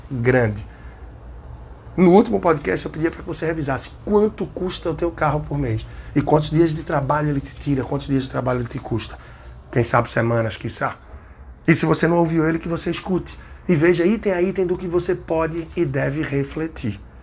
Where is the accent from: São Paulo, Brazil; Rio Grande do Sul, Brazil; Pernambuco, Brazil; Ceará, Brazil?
Pernambuco, Brazil; Recife; aqui da minha terra, Recife